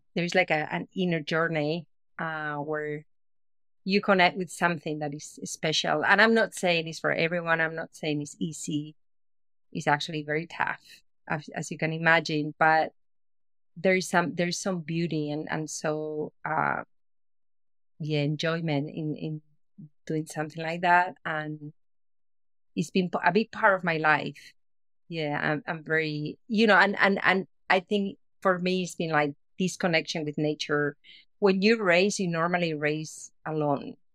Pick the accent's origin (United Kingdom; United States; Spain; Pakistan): Spain; moved away; I'm originally from Spain and I was living in Spain, uh, back in the day